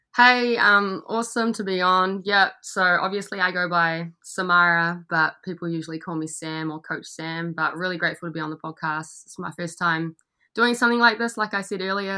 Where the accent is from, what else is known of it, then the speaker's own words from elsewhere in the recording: Gisborne, New Zealand; moved away as an adult; also born or lived in Australia; I'm from New Zealand, so I grew up in Gisborne, which is on the east coast. I uh, spent most of my life there. Went to high school there